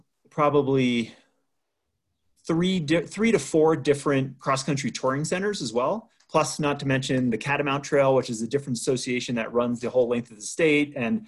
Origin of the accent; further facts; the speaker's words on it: Waitsfield, Vermont, United States; moved away; I grew up in Vermont. I grew up in a ski resort town. Most people don't know Faiston, but some people might know Waitsfield, which is home to Sugarbush Ski Resort and Mad River Glen. That's where I grew up.